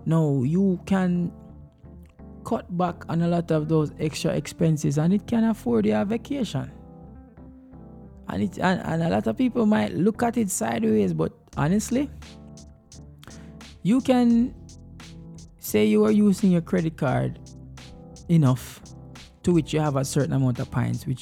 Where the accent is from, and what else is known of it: Jamaica; now in United States